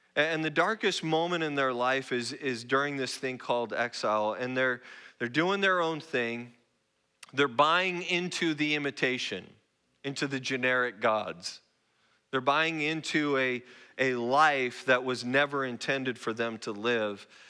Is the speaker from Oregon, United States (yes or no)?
yes; Roseburg, Oregon, United States; moved away as an adult; also born or lived in Spokane, Washington; now in San Antonio, United States; I'm not Texan. I'm, I'm a native Northwest person. I grew up in Roseburg, Oregon.